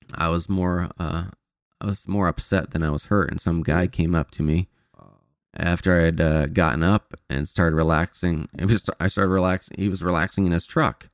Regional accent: Indiana, United States; moved away; I'm from Indiana

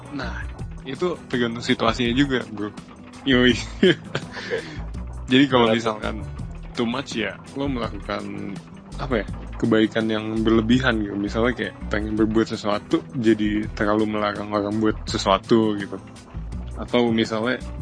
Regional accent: Bekasi, West Java, Indonesia; Saya dari Bekasi

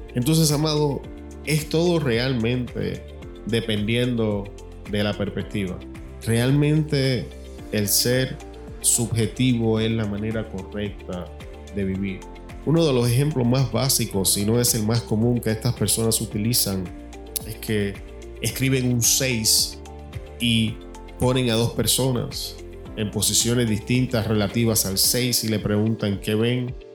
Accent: Puerto Rico; now in Arizona, United States; La manera en que cocinamos en mi país, Puerto Rico, es totalmente diferente a la comida mexicana

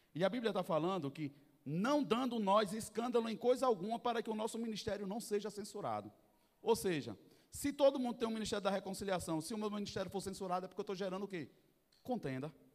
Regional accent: Northeast Region, Brazil; Eu sou nordestino

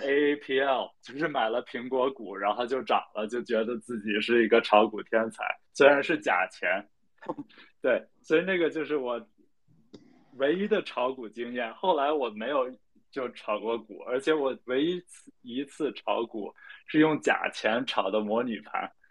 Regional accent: China; also born or lived in United Kingdom / Beijing; 我爸是英国人，我妈是中国人，所以我长得就是半华人不华人的样子。呃，然后呢，我是在英国出生，然后一年多回去。呃，但是，呃，大部分时间都是在国内

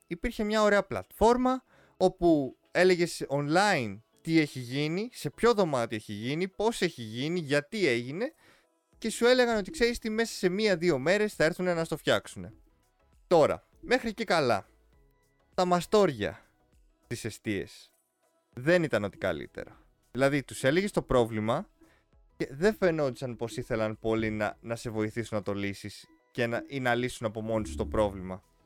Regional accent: Greece; εμείς σαν Έλληνες

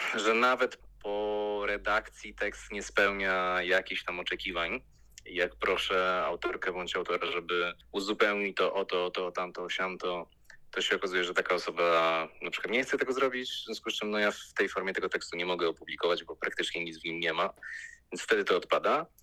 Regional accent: Łódź, Łódź Voivodeship, Poland; ja też jestem z Łodzi, kończył to liceum, które ja kończyłem

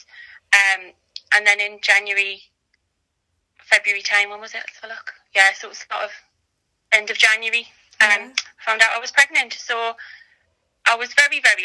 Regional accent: North East England, United Kingdom; as you can probably tell from my accent, I'm in the northeast. Live in South Tyneside, born and bred northeast.

